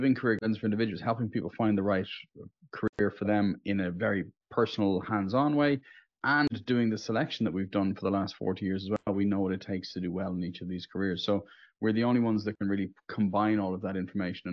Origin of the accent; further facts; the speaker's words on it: Dublin, Leinster, Ireland; from Dublin in Ireland, which is also known as the center of the known universe